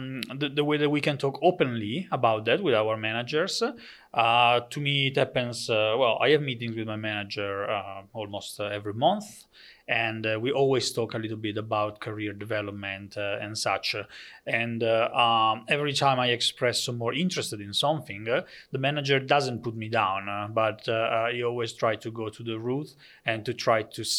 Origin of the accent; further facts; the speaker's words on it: Italy; English is a second language; moved away as an adult; now in Netherlands; so for me it was a completely different world when I came from Italy to the Netherlands. I used to work in Italy for a bank, for some offices